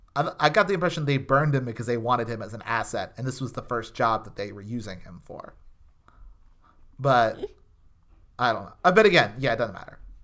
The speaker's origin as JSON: {"language": "English", "region": "Texas", "country": "United States", "tie": "born or raised there", "said": "I grew up in Texas"}